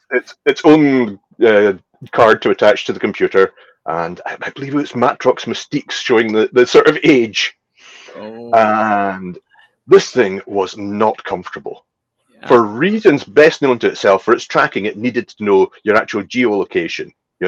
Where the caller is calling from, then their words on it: Isle of Skye, Scotland, United Kingdom; Well, I am coming in from Scotland. I'm actually on the Isle of Skye in Scotland, one of the rural communities.